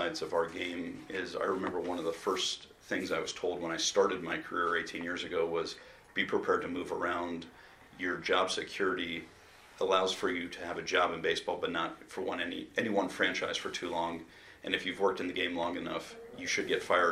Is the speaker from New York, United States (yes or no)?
no; Baltimore, Maryland, United States; I grew up in Memorial Stadium where the chant of Eddie was prevalent every time I went